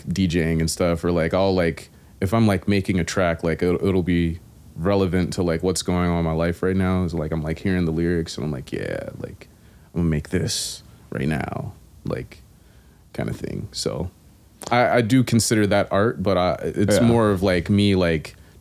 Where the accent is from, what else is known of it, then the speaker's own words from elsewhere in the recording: Raleigh, North Carolina, United States; Raleigh, North Carolina